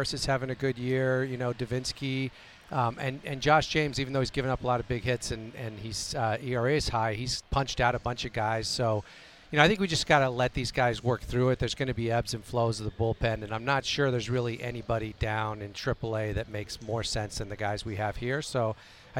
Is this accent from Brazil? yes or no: no; Mexico; moved away; I grew up in Mexico. I was born there. I have Mexican nationality.